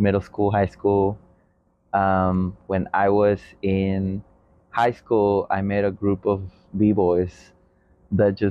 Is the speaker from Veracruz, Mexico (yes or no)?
yes; Veracruz, Mexico; now in Portland, United States; originally from Veracruz, Mexico, born and raised